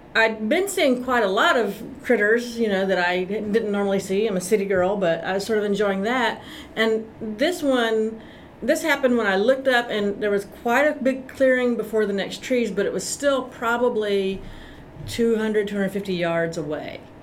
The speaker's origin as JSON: {"language": "English", "town": "Austin", "region": "Texas", "country": "United States", "tie": "born or raised there", "also_born_or_lived": "Greenville, Texas", "said": "I'm from Austin, Texas, although I was born in Greenville"}